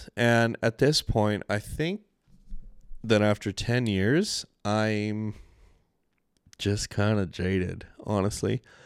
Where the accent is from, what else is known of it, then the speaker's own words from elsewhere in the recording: Canada; accent: Canadian; my poor Canadian accent